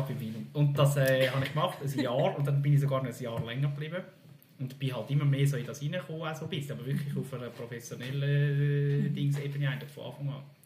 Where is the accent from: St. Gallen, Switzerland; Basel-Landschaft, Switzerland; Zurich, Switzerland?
Zurich, Switzerland; Zürcher Weinland; ich bin in Zürcher Wieland geboren